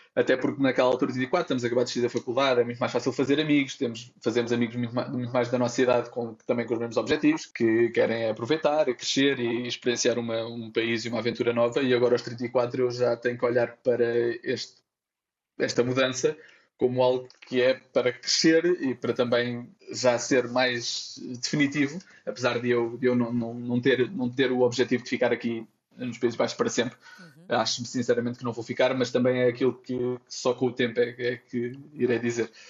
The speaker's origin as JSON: {"language": "Portuguese", "town": "Santarém", "region": "Santarém District", "country": "Portugal", "tie": "born or raised there", "also_born_or_lived": "Lisbon, Portugal / Brazil", "moved": "as an adult", "lives_now": "Amsterdam, Netherlands", "said": "Eu nasci em Santarém"}